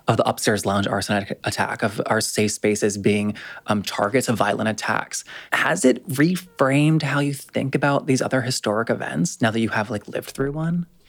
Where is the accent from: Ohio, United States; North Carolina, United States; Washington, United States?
North Carolina, United States; North Carolina, my home state